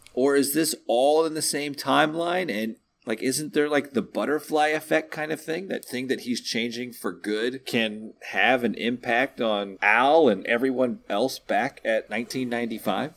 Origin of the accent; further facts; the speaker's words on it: Texas, United States; I can't even pull off a convincing Southern accent, and I'm from Texas